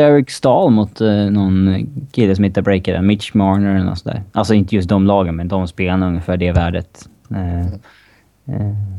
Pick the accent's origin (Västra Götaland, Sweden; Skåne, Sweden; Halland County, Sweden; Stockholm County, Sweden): Stockholm County, Sweden; Upplands Väsby; Väsbykille, tror jag. Om jag är- ja, där jag kommer ifrån i Stockholm